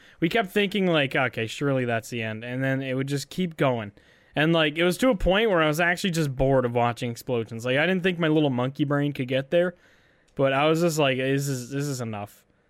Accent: Canada

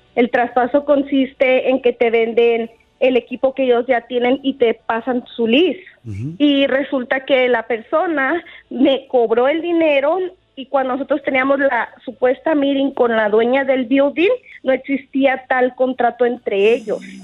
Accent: Guadalajara, Jalisco, Mexico; also born or lived in Whittier, California; now in United States; Yo soy mexicana de Guadalajara, Jalisco, inmigrante.

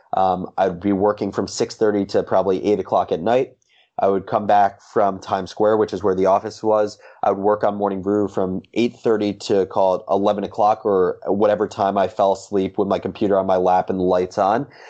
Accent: Livingston, New Jersey, United States; also born or lived in Michigan; I grew up in Livingston, New Jersey

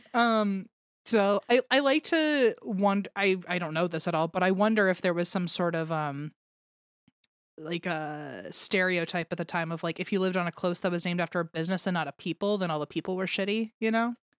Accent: United States; I grew up in the American education system

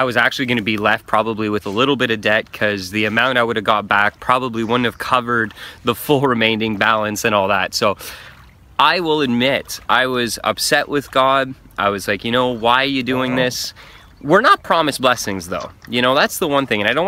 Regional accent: Canada; I'm a Canadian. I live near Montreal

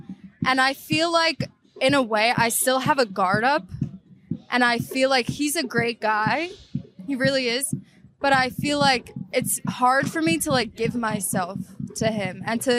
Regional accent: New York, United States; moved away as an adult; also born or lived in Florida; I grew up here in New York, and I went to college in Florida for a year.

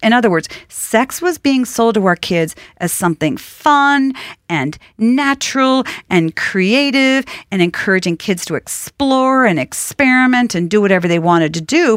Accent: outside of Boston, Massachusetts, United States; I grew up outside of Boston

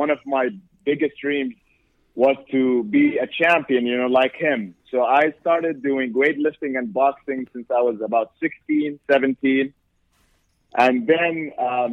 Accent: Jordan; moved away as an adult; now in United States; I'm from Jordan, mm-hmm. which is really, really far away.

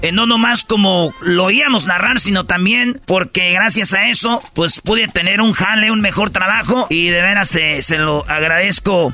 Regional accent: Jiquilpan, Michoacán, Mexico

